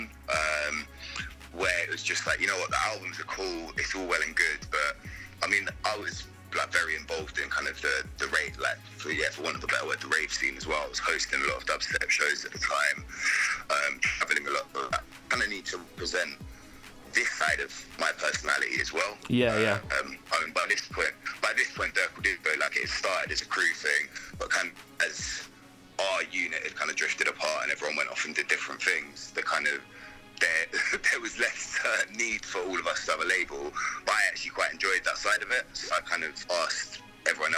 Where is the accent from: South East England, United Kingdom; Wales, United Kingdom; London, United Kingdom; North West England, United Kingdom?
London, United Kingdom; moved away as an adult; now in Bristol, United Kingdom; I grew up in London. I moved to Bristol when I was 18